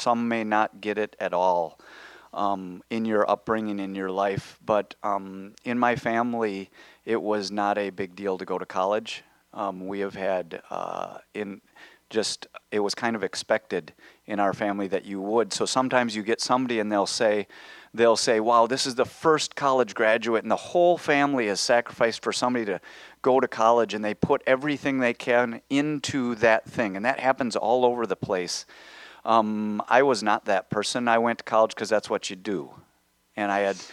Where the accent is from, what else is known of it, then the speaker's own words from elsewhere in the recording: Minnesota, United States; now in Wisconsin, United States; I grew up in Minnesota, and my parents bought a lake home when I was 5 in Wisconsin, which is where I live right now.